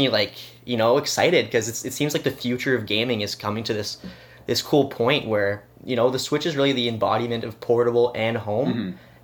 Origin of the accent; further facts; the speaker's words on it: Quebec side, Canada; in my family, we're Canadian, and I guess in the Quebec side, we kind of do Christmas on the eve instead of the morning